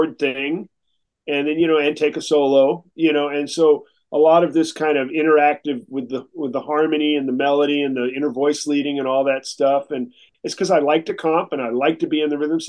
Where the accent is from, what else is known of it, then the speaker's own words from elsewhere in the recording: San Francisco, California, United States; I grew up in San Francisco.